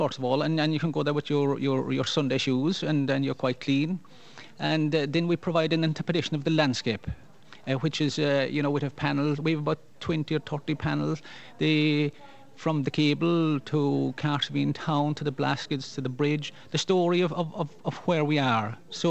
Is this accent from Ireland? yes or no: yes; Kerry, Munster, Ireland; first language Irish; When I was a child, I spoke Gaelic, and most people in Kerry would have some Gaelic, maybe back a generation or so.